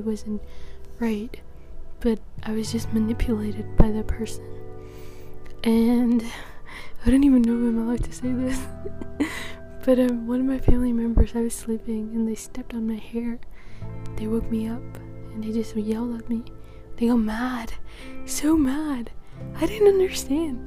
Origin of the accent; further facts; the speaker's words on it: Netherlands; I'm from the Netherlands